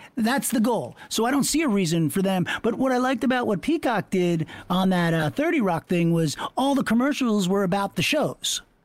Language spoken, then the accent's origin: English; Long Island, New York, United States; I'm from Long Island